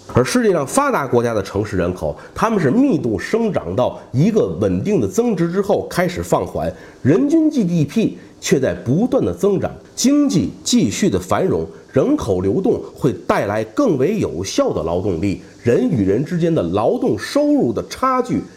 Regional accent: Tianjin, China; 以我的家乡天津为例

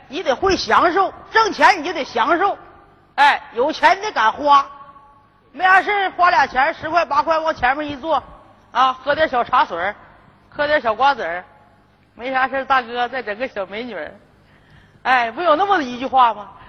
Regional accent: Northeast China, China; 哎，而且我们东北人呢，哎，在这个这几个最近这个几个月哈，

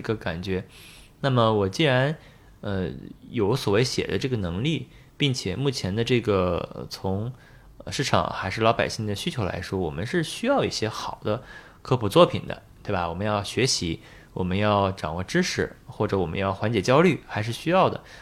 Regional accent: Beijing, China; moved away as an adult; now in Shanghai, China; 后面我是在北京肿瘤医院工作了，有从一四年到二零年工作了六年

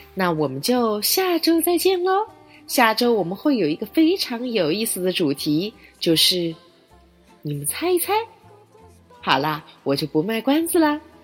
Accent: China; 清明节是我们中国人的传统节日

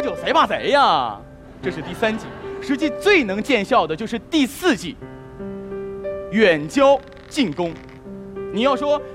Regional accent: Northeast China, China; 我是东北人，地地道道的东北人。

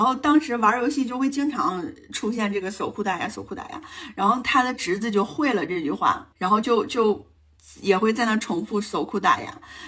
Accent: Anshan, Liaoning, China; moved away; 从鞍山，我的老家，然后到朝阳，就是二姨夫的老家去过年

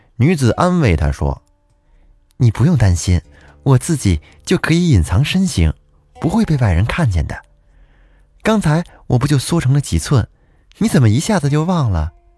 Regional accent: Huanghua, Hebei, China; 我的故乡也是沧州市，我是沧州黄花人

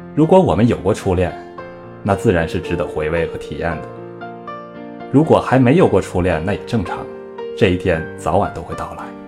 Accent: Northeast China, China; 小时候，在东北啊

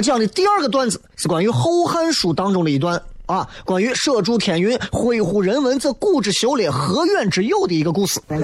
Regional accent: Xi'an, Shaanxi, China; 作为一个西安人

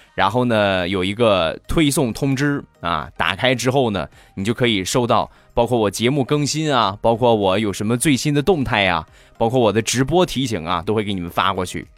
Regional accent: China; 咱们都是中国的孩子

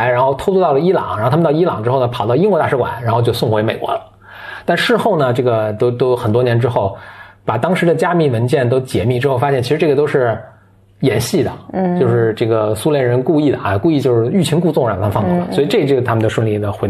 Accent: China; 所以我们是中国人民

